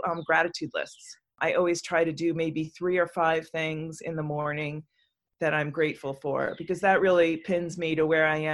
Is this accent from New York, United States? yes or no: yes; New York, United States; moved away as an adult; now in North Carolina, United States; I grew up and worked in New York for so long